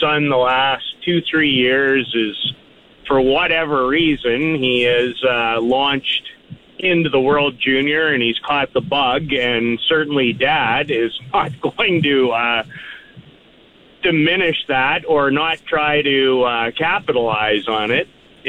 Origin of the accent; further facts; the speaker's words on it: Canada; I'm incredibly proud of my heritage, but make no bones about it. I am Canadian through and through and through and through.